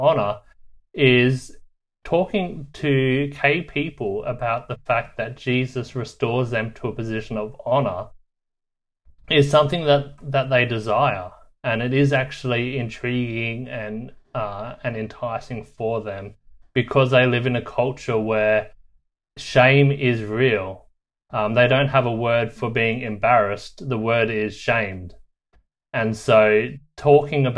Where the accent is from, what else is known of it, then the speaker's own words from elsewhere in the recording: Australia; moved away as an adult; I'm actually from Australia